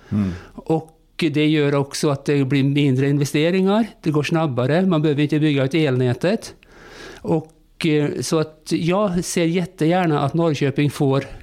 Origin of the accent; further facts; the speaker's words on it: Norway; Swedish is a second language; also born or lived in Spain / Russia / Turkey / Greece; now in Sweden; Jag kom till Sverige via många år utomlands. Jag har bott många år i Spanien, i Ryssland, i Turkiet, Grekland